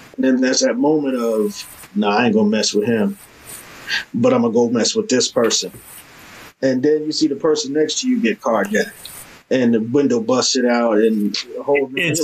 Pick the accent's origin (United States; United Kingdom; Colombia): United States; New York City, New York; I'm from Harlem